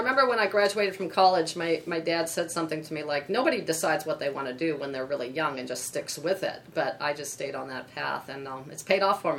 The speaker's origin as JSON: {"language": "English", "region": "California", "country": "United States", "tie": "born or raised there", "also_born_or_lived": "Washington, D.C.", "moved": "yes", "lives_now": "Cincinnati, United States", "said": "So when I was young, I grew up in California, went to the San Diego Zoo a lot"}